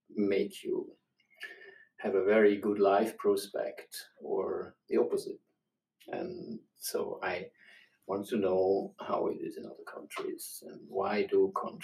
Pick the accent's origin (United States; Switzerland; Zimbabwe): Switzerland; I'm from Switzerland. I was born there.